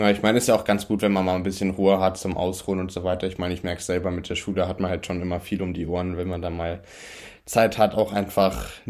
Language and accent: German; Germany; noch Dinner for One geschaut, wie das sich gehört als Deutscher.